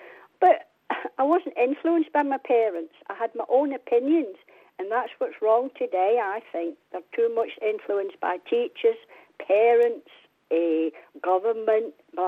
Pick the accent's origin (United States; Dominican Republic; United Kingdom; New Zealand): United Kingdom; England; I'm 75 now, every other weekend I was raised in England